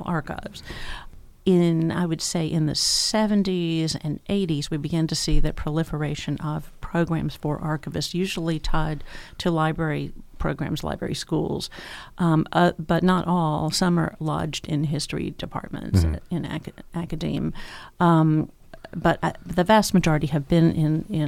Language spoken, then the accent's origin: English; Tennessee, United States; moved away as an adult; also born or lived in Georgia; now in Lehigh Valley, United States; I'm from Tennessee